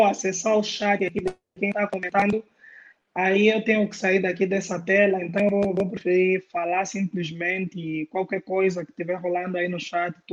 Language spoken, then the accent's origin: Portuguese; Luanda, Luanda Province, Angola; now in Londrina, Brazil; Por outra … eu sou angolano, é